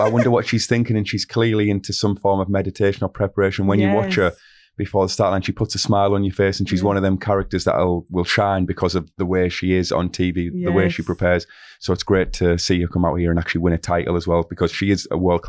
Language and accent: English; Middlesbrough, North East England, United Kingdom; accent: northeast, Middlesbrough; I've got a very unique accent from the northeast, Middlesbrough. So I would say Christian.